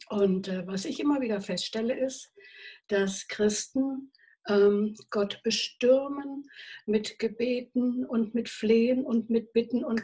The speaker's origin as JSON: {"language": "German", "region": "North Rhine-Westphalia", "country": "Germany", "lives_now": "Chiemsee, Germany", "said": "zwar am Chiemsee wohne, aber keine wirklich echte Bayerin bin, gell? sondern ganz im Gegenteil. Ich bin ursprünglich aus der Gegend von Köln"}